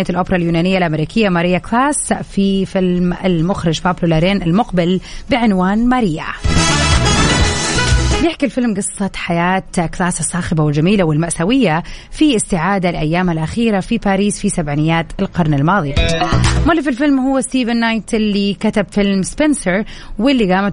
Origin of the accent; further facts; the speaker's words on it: Riyadh, Riyadh Province, Saudi Arabia; now in Jeddah, Saudi Arabia; يعني من مواليد الرياض فعشت في الرياض فتره من عمري طويله وبعدين سكنت في جده